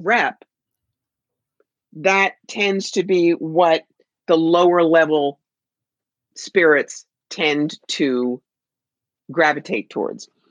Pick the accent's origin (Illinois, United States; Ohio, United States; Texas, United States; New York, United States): New York, United States; I'm from New York